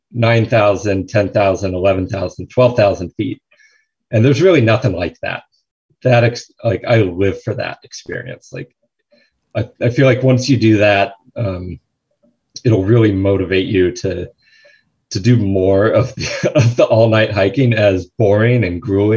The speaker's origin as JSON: {"language": "English", "town": "San Luis Obispo", "region": "California", "country": "United States", "tie": "born or raised there", "said": "I grew up in San Luis Obispo, and we would hike up Bishop's Peak, our local mountain there"}